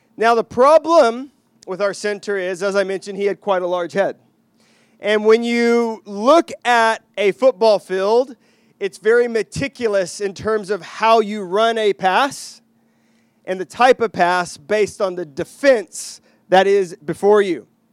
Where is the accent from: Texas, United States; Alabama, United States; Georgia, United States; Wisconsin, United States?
Texas, United States; moved away; I grew up in Texas